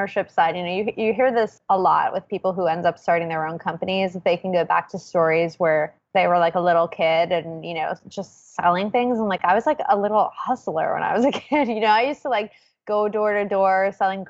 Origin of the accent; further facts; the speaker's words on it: New York, United States; also born or lived in Manhattan / Brooklyn / the Bronx; I'm from New York originally. I've actually, fun fact, never lived outside of New York